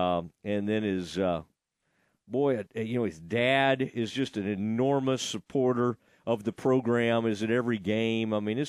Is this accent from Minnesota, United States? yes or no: no; Kaufman, Texas, United States; Because I grew up playing against Malakoff. Because I'm from Kauffman